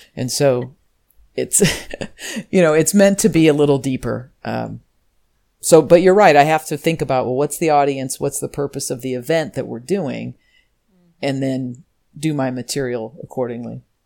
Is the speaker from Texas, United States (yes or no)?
no; Normal, Illinois, United States; So I'm from Normal, Illinois. It's a real town.